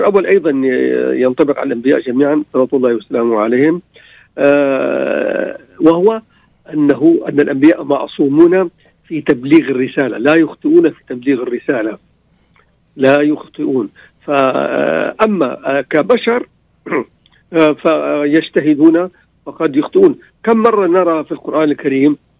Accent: Damascus, Damascus Governorate, Syria; انا من من دمشق آه، في يعني حي لليهود حي الامين

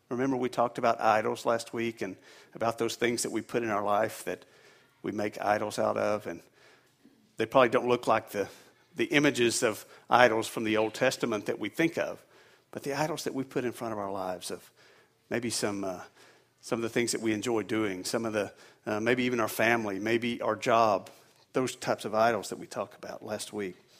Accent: the South, United States; now in New England, United States; I'm originally from the South, and we don't get these cold temperatures down there

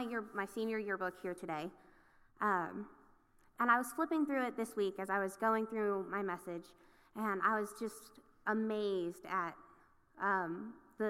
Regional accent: Acworth, Georgia, United States; I grew up in Ackworth, Georgia

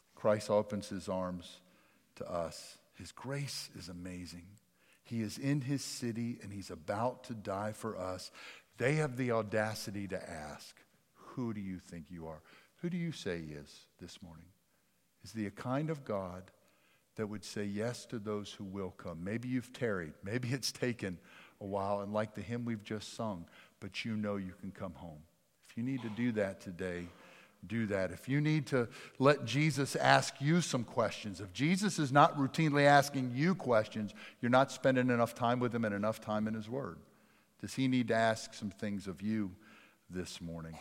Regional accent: Jackson, Mississippi, United States; accent: Dutch; also born or lived in Richland / Pennsylvania; I grew up in South Jackson

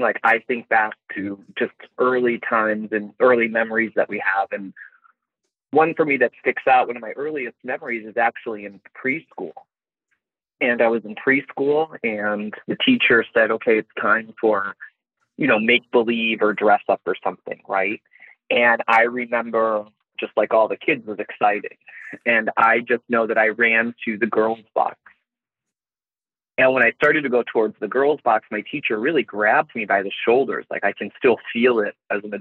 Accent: Chicago, Illinois, United States; growing up in Chicago or the suburbs of Chicago

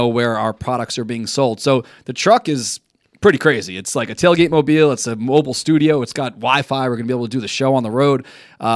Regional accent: New York City, New York, United States; I grew up in Douglaston

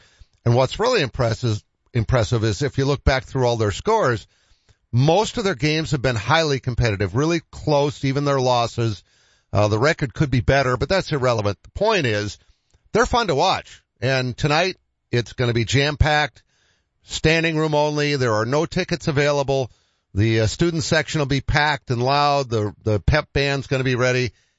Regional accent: Boston, Massachusetts, United States; moved away as an adult; now in Sioux Falls, United States; I'm a hockey guy. You know that. I'm from Boston.

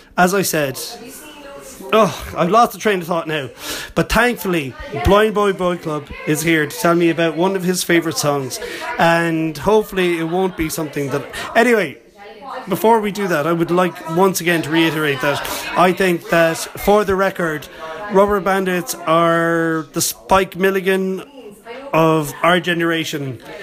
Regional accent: Limerick, Munster, Ireland; to be here in Limerick, my hometown

